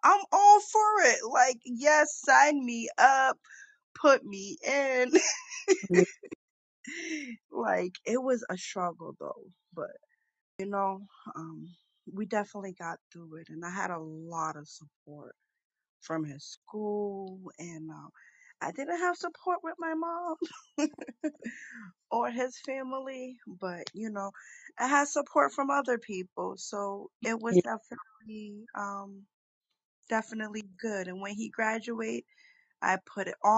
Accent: Boston, Massachusetts, United States; I'm from the hood. I'm from the Berry

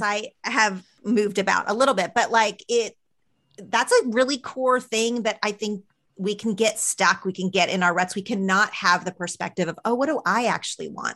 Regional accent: Oklahoma, United States; moved away as an adult; now in Los Angeles, United States; growing up in Oklahoma.

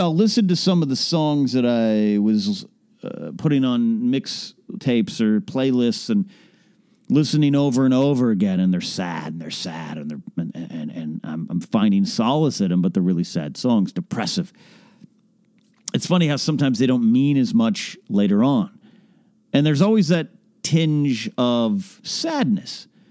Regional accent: Arroyo Grande, California, United States; now in Southern California, United States; my hometown of, uh, Royal Grande, Pismo Beach, California

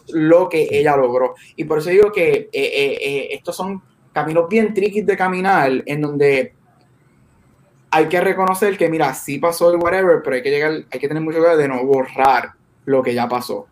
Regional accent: Puerto Rico; nosotros somos latinos y boricuas

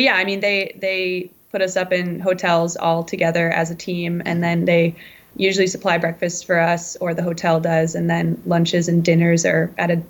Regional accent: Pulaski, Wisconsin, United States; moved away; also born or lived in Craftsbury, Vermont; I'm originally from Pulaski, Wisconsin, but I've lived quite a few places since then.

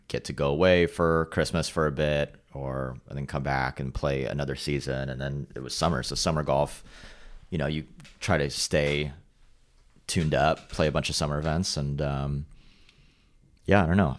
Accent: Carlsbad, California, United States; also born or lived in Los Angeles; growing up in Carlsbad on our street was a cul-de-sac

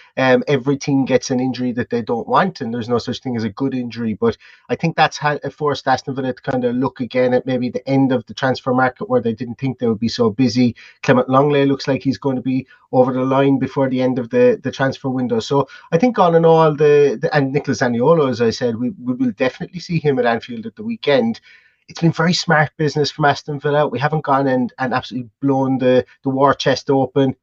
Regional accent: Ireland; being Irish

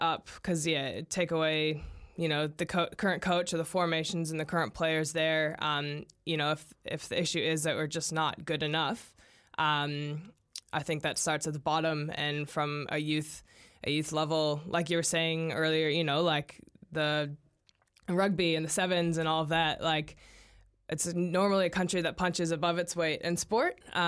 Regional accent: United States; now in New Zealand; As an American

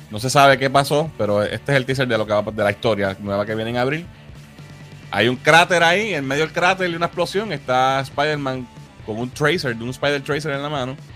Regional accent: Arecibo, Puerto Rico; Nosotros somos de Vista Azul. Nos criamos ahí

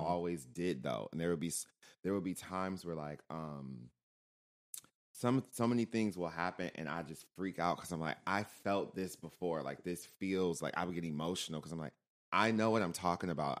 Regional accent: Michigan, United States; moved away; growing up in Michigan

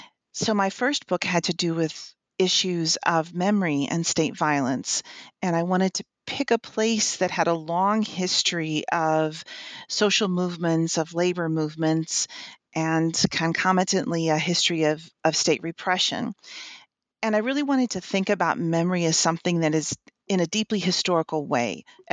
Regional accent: Texas, United States; now in Indiana, United States; I am originally from West Texas, and I went to school in the Midwest and have worked for a few years in South Carolina, in the St. Louis area, and now in Indiana.

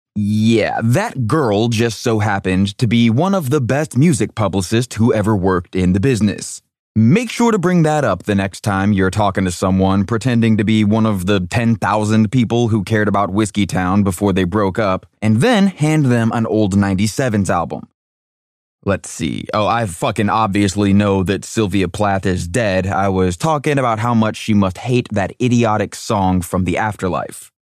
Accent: Nashville, Tennessee, United States; We're from Nashville

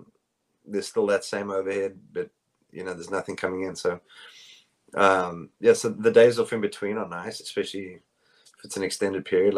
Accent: South Africa; moved away as an adult; now in United States; I'm South African.

